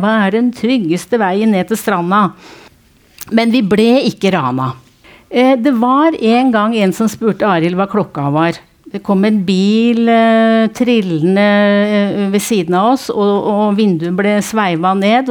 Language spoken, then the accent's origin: Norwegian; Nittedal, Akershus, Norway; Jeg er fra Nittedal